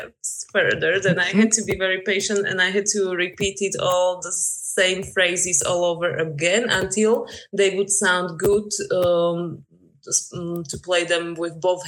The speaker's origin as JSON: {"language": "English", "country": "Slovakia", "also_born_or_lived": "Denmark / York", "second_language": "English", "moved": "as an adult", "lives_now": "Berlin, Germany", "said": "Recently, I'm living in Berlin, but originally I come from Slovakia"}